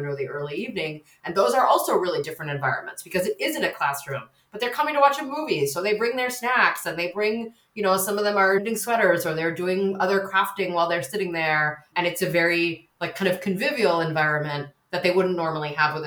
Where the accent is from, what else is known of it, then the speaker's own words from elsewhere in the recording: United States; accent: American; moved away as an adult; now in United Kingdom; as listeners can probably hear, I'm American